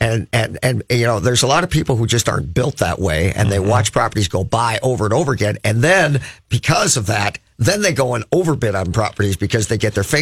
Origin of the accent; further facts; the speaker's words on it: Crookston, Minnesota, United States; so you know, I grew up in Crookston, so North Dakota's like 20 miles away.